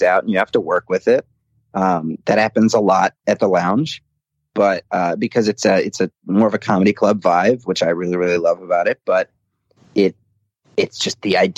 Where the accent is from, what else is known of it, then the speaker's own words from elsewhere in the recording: Portage, Indiana, United States; also born or lived in West Lafayette, Indiana / Valparaiso, Indiana; I grew up in Portage, and I ended up going to college at Purdue in West Lafayette.